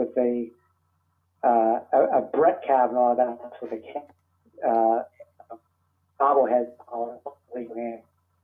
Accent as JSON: {"language": "English", "town": "New York City", "region": "New York", "country": "United States", "said": "I'm from New York City"}